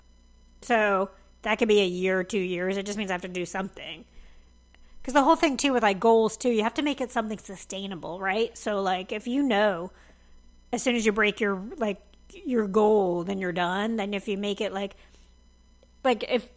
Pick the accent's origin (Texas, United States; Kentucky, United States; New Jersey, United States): New Jersey, United States; moved away as an adult; I was back at home in New Jersey